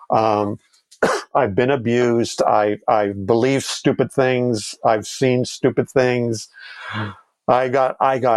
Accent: Canada; and we're all Canadian

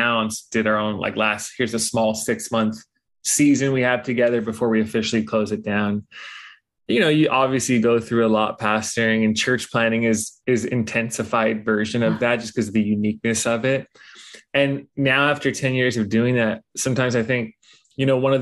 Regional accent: Los Angeles, California, United States; I grew up in Los Angeles

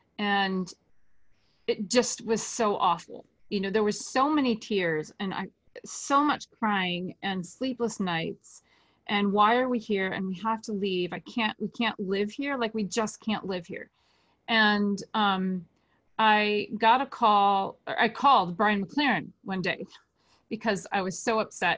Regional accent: West Michigan, United States; moved away as an adult; we moved back to West Michigan, back to my hometown

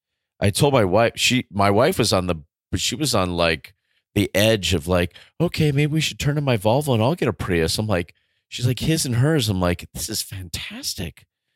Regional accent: United States; also born or lived in California; I'm just an American. I'm just a public school teacher in California.

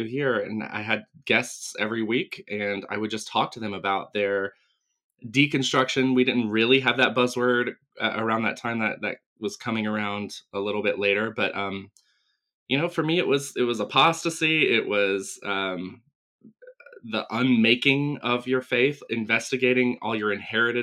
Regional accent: Asheville, North Carolina, United States; I grew up in Western North Carolina outside Asheville

